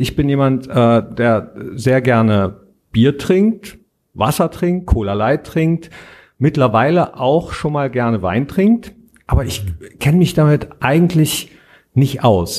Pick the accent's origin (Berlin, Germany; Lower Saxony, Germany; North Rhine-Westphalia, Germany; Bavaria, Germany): North Rhine-Westphalia, Germany; Mönchengladbach; Hier am Nordpark im wunderschönen Mönchengladbach, wo ich geboren bin und auch arbeite